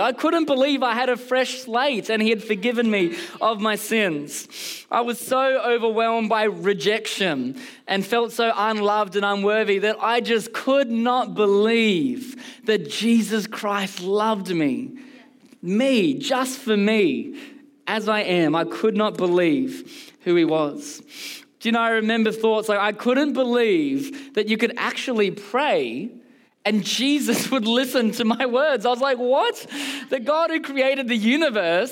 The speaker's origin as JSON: {"language": "English", "town": "Canberra", "region": "Australian Capital Territory", "country": "Australia", "tie": "born or raised there", "moved": "yes", "lives_now": "Melbourne, Australia", "said": "I actually was born and bred in a C3 church all the way in Canberra."}